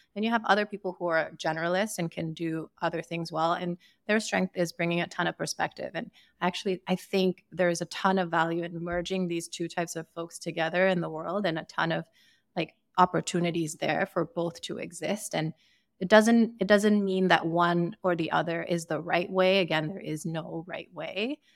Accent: Sierra Leone; also born or lived in Boston / San Francisco / New York City; now in Austin, United States; I grew up in Sierra Leone, I would spend summers in Ukraine

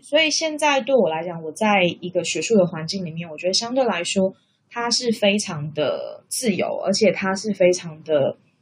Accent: Taiwan; moved away as an adult; now in Australia; 那是因为我的另外一半就是他，他不是台湾人，所以他跟我当然就是异国恋情嘛，因为我们两个来自不同的国家，不同的文化背景。

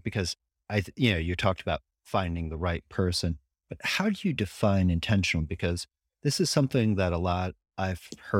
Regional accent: United States; And as someone who lives in Europe, and I'm an American through and through

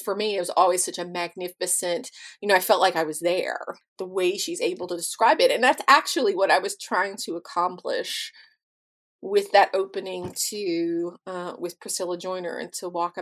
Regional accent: Russellville, Kentucky, United States; moved away as an adult; my hometown of Russellville, Kentucky, which is where I was born and raised.

